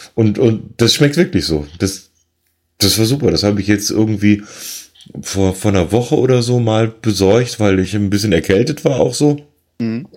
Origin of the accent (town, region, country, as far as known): Rhineland, Germany